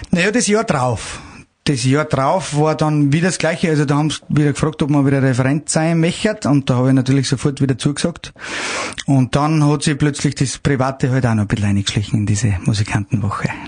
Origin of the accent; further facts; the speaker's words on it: Salzburg, Austria; Wenn die jetzt quasi mein Heimat in Salzburg kommen, äh, kennen die, was, was man da für eine Möglichkeiten hat